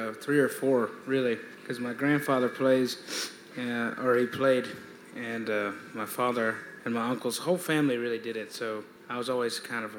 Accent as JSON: {"language": "English", "town": "Greenville", "region": "South Carolina", "country": "United States", "said": "We're from South Carolina, Greenville."}